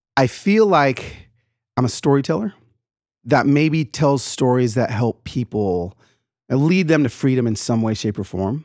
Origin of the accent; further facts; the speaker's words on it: Atlanta, Georgia, United States; also born or lived in East Los Angeles, California; I grew up in the South, in Atlanta, Georgia. I was born in East L